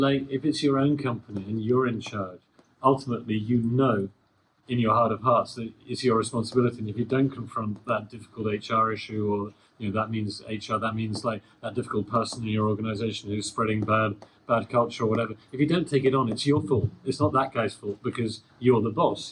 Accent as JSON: {"language": "English", "country": "United Kingdom", "said": "I'm British, and you know, British people have this reputation for being a bit arrogant"}